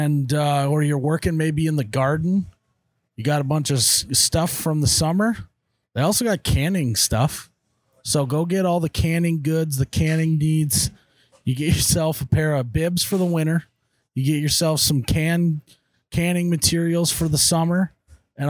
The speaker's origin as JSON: {"language": "English", "region": "North Dakota", "country": "United States", "said": "I'm from North Dakota."}